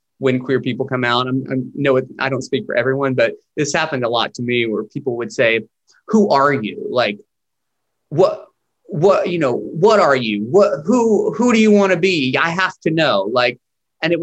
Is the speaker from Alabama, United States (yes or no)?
no; Chattanooga, Tennessee, United States; moved away as an adult; also born or lived in Nashville, Tennessee / New York; now in Los Angeles, United States; I grew up just right outside of Chattanooga in Georgetown. I spent my whole life there.